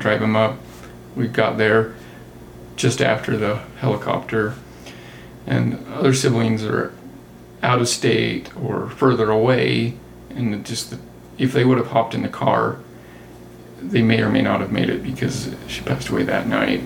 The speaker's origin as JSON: {"language": "English", "town": "Circleville", "region": "Utah", "country": "United States", "tie": "born or raised there", "also_born_or_lived": "St. George, Utah", "lives_now": "Salt Lake City area, United States", "said": "I grew up in St. George from high school on and grew up in Circleville before that, which is very small town."}